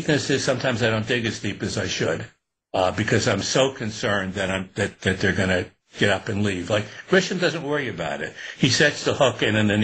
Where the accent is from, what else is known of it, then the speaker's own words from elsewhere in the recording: Newburgh, New York, United States; I'd done it even as a kid when I was growing up in Newburgh and upstate